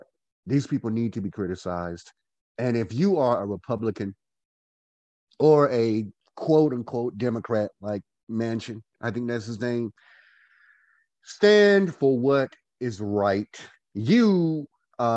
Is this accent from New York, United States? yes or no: no; Goldsboro, North Carolina, United States; I am from Gold. I'm also a Goldsboro-ian from Goldsboro, North Carolina, the city of gold.